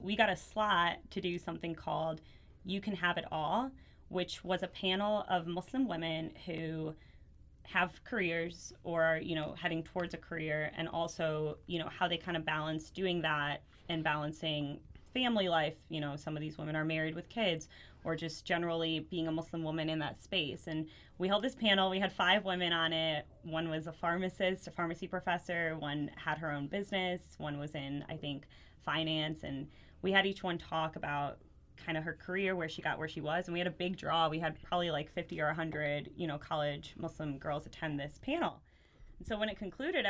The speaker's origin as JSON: {"language": "English", "town": "Belleville", "region": "Illinois", "country": "United States", "tie": "born or raised there", "said": "I was born over here in the United States in a small town called Belleville, Illinois, which is a suburb of St. Louis, Missouri"}